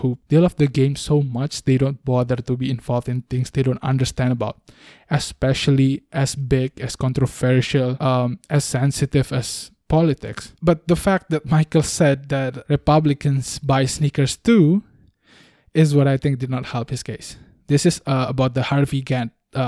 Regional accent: Bali, Indonesia; I was raised in Bali

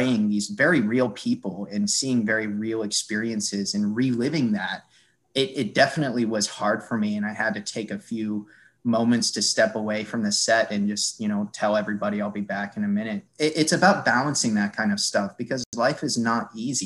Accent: Cape Cod, Massachusetts, United States; I grew up in Cape Cod, Massachusetts

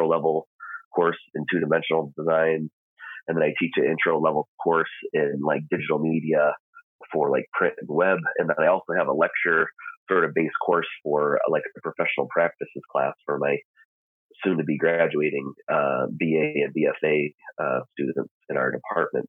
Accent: Michigan, United States; now in Moscow, United States; I'm originally from Michigan

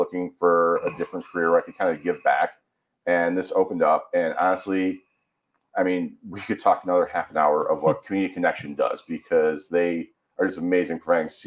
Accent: Midland, Michigan, United States; moved away as an adult; also born or lived in Grand Rapids, Michigan; now in La Grande, United States; I am from a small town called Midland, Michigan

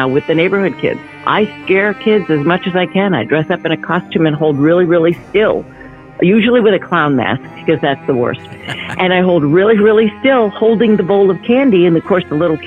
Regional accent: Massachusetts, United States; now in Southern California, United States; I grew up in Massachusetts

